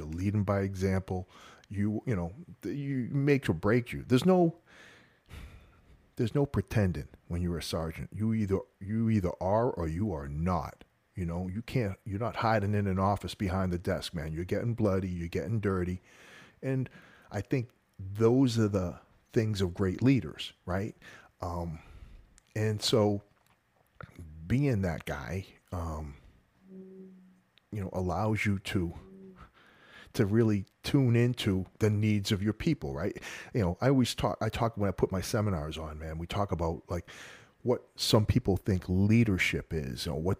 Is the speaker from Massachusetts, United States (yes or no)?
yes; Massachusetts, United States; moved away as an adult; Yeah, man. I'm a North Shore of Boston kid, you know. I grew up there my whole life. And I actually moved down to Florida for the job back in the late 80s, early 90s.